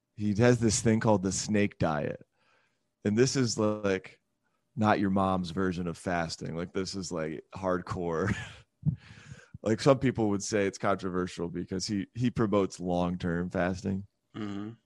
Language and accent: English; Michigan, United States; moved away as an adult; also born or lived in Charlotte / Atlanta; now in Greenville, United States; I'm from Michigan originally